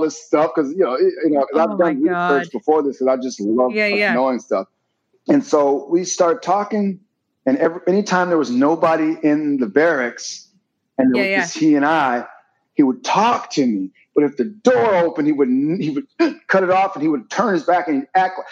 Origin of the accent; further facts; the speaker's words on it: Wisconsin, United States; I'm from Wisconsin